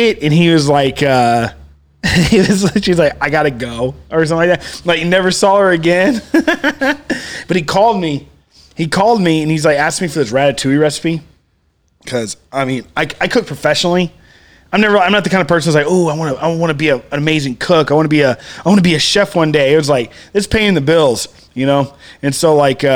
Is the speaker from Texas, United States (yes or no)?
yes; Cuero, Texas, United States; I'm from a little town, Cuero